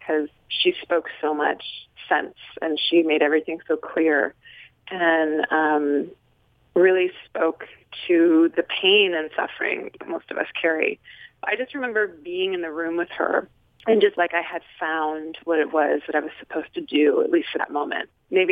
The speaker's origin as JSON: {"language": "English", "town": "Nelson", "region": "British Columbia", "country": "Canada", "tie": "born or raised there", "said": "I grew up in a small town in British Columbia called Nelson, B.C., in Canada"}